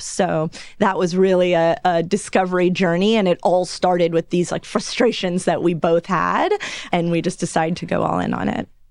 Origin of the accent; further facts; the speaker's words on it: Los Angeles, California, United States; I grew up in Los Angeles